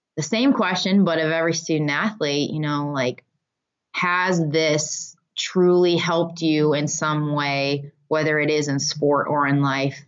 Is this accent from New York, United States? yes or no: no; Michigan, United States; I grew up in Michigan, and here we call it going up north